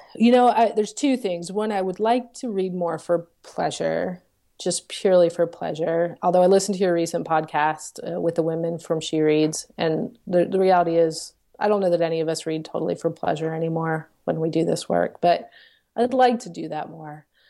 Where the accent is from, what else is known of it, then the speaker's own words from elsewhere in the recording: the South, United States; now in Charlottesville, United States; I'm from the South